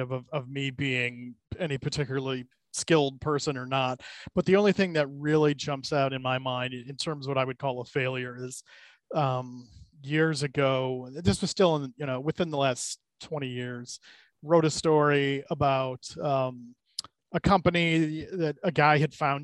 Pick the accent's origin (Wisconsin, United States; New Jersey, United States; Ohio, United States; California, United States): Ohio, United States; Cleveland; moved away as an adult; now in Detroit, United States; I'm from Cleveland originally, so I love my hometown teams